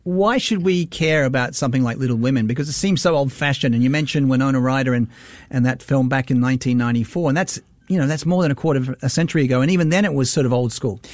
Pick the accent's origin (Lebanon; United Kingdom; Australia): Australia; now in Singapore; as an Australian